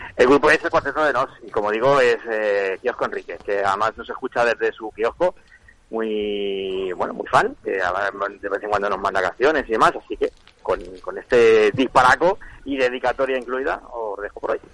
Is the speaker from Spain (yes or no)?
yes; Spain; yo soy español y voy con España, ya está, es la selección de mi país